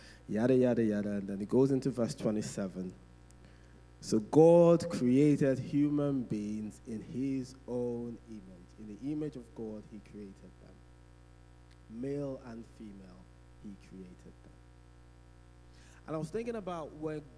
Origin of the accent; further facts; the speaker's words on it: Nigeria; growing up in Nigeria.